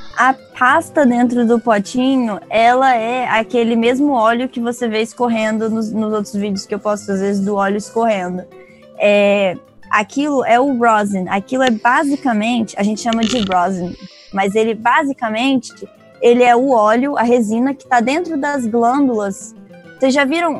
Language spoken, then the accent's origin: Portuguese; Vitória, Espírito Santo, Brazil; moved away as an adult; also born or lived in Tofino, Canada; sou da Ilha de Vitória, aqui no Espírito Santo, no Brasil